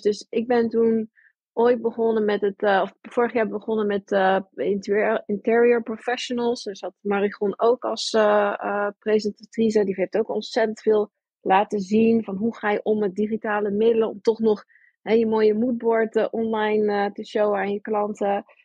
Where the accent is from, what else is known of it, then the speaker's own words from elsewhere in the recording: New York, United States; now in Netherlands; Ik ben geboren ook in Amerika, ik ben opgegroeid in New York.